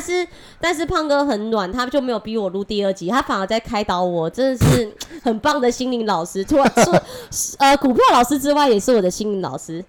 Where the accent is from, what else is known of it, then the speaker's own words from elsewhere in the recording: Taiwan; accent: Taiwanese Mandarin; 我是台湾国语界最正的俏妞